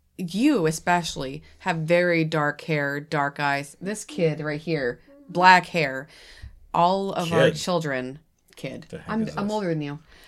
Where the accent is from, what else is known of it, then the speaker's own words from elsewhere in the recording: New England, United States; I'm from New England, so I've known about this for a very long time.